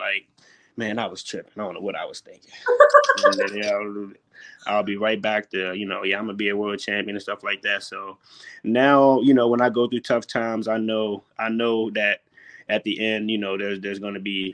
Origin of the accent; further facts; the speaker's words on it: Alexandria, Virginia, United States; growing up in Alexandria